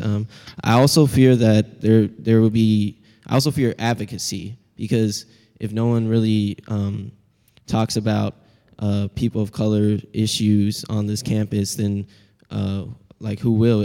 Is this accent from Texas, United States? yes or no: no; Seattle, Washington, United States; accent: Pacific Northwestern; I'm a second year from Seattle, Washington, history major